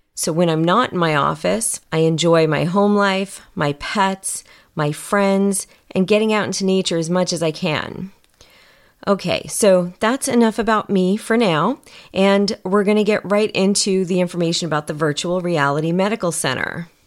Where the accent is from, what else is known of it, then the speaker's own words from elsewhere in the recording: New York, United States; moved away as an adult; now in California, United States; I was born and raised in New York